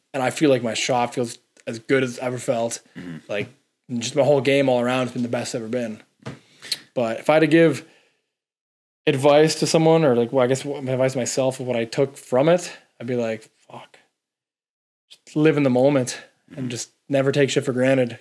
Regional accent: Toronto, Ontario, Canada; this is Toronto. It's my hometown, like the city

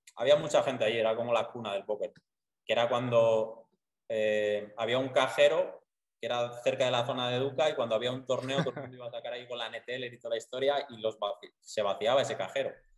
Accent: Soria, Castile and León, Spain; moved away as an adult; now in Medellín, Colombia; soy de Soria, pero de un pueblo súper pequeño. O sea, mi pueblo es de 150 habitantes.

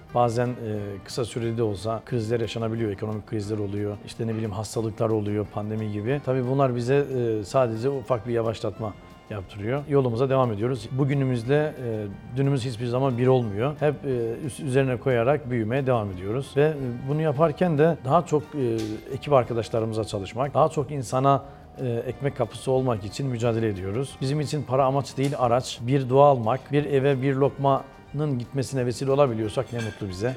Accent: Çayeli, Rize Province, Turkey; moved away as an adult; now in Istanbul, Turkey; Rize Çayeli. Aşıklar Köyü doğumluyum. İlk orta ve lise eğitimimi Rize'de tamamladım.

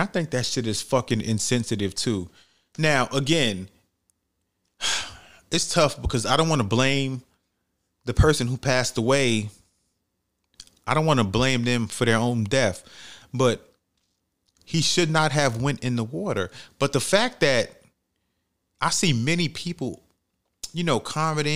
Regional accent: New York City, New York, United States; I'm from New York City

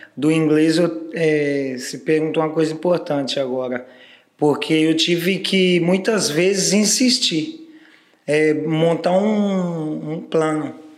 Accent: Brazil; Eu, no meu caso, saí do Capão

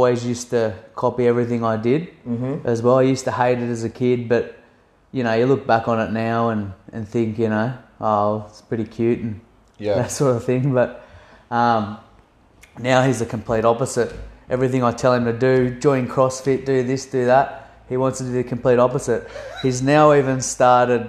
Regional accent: Glossodia, New South Wales, Australia; born and bred in Gracewold, New South Wales

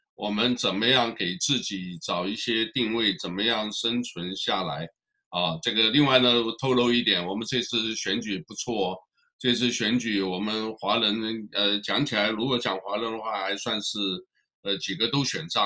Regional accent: Fujian, China; moved away; 我们福建人

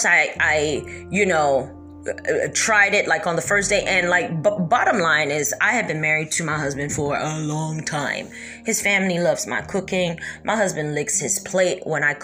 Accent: United States; also born or lived in Kentucky; I was born and raised in America

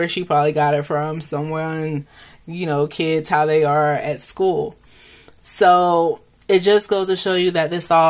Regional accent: United States; Being in the U.S. and being American

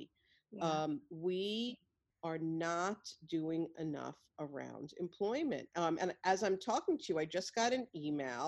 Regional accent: New York City, New York, United States; I'm a white Jewish woman from Brooklyn

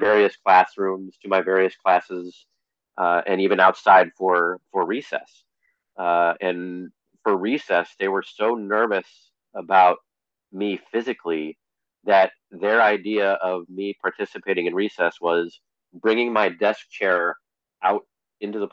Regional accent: West Hartford, Connecticut, United States; I grew up in West Hartford, Connecticut

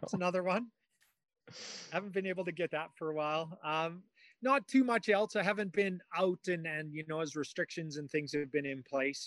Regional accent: Canada; moved away; I was in in my hometown

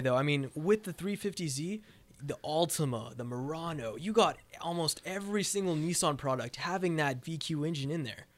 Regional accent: Pismo Beach, California, United States; I grew up in Pismo Beach, uh, California

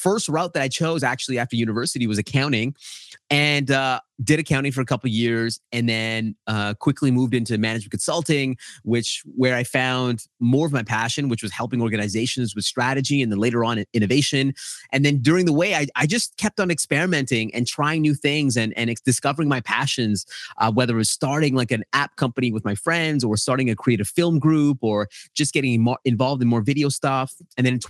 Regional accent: Edmonton, Alberta, Canada; my brother and I were born in a place called Edmonton, Alberta, Canada.

